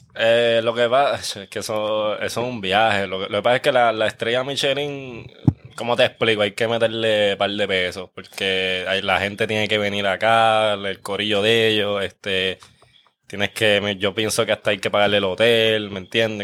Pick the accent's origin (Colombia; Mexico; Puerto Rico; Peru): Puerto Rico; Guaynabo; yo soy de Guaynabo, pero yo soy del área de campo, like yo criaba conejos y todo